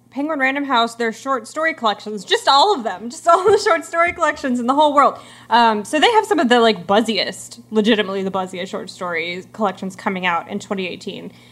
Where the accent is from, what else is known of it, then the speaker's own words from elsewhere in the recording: Virginia, United States; I'm from Virginia. I feel like I should know how to say this, but I'm not from the mountains